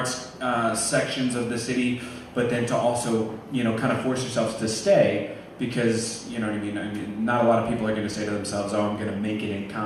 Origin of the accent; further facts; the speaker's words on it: Omaha, Nebraska, United States; where are you from? I'd say, Omaha.